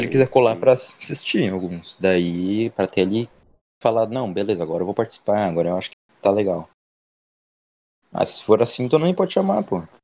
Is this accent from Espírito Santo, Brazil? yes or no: no; Rio Grande do Sul, Brazil; accent: gaúcho; eu sendo daqui